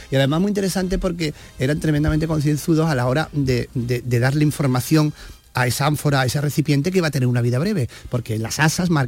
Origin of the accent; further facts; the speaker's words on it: Cádiz, Andalusia, Spain; yo que soy de Cádiz como tú